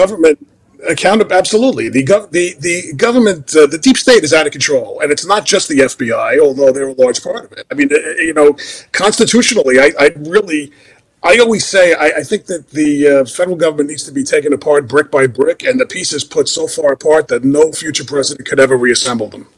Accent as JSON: {"language": "English", "region": "New York", "country": "United States", "moved": "yes", "said": "I'm from New York"}